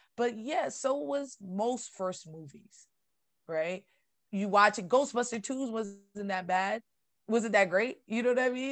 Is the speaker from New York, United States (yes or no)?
yes; New York, United States; I'm from New York, and I grew up in one of those